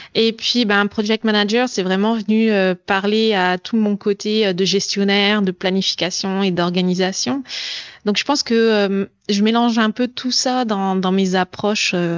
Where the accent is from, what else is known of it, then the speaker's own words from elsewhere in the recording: France; moved away as an adult; also born or lived in Montreal, Canada; now in Germany; je suis française d'origine. Euh, j'ai vécu au Canada et maintenant j'habite, euh, j'habite en Allemagne